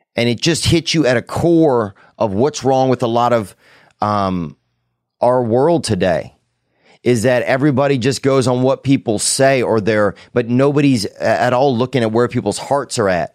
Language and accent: English; the South, United States; I grew up in the South